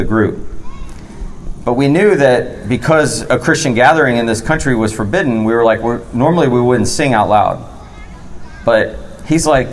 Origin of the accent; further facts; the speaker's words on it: United States; also born or lived in Florida / Georgia; now in North Carolina, United States; I grew up in Florida and Georgia